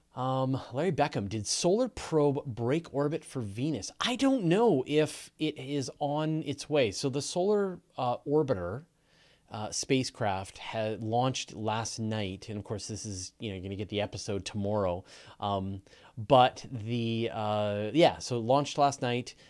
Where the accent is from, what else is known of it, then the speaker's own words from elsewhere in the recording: Canada; accent: Canadian; we as Canadians, uh, we say words differently than Americans